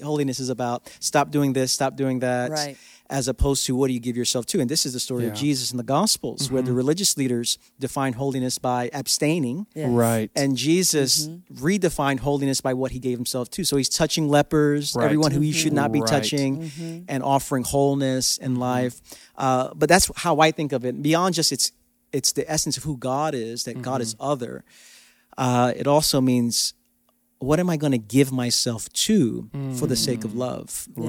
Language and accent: English; New York, United States; And as a New Yorker, I understand.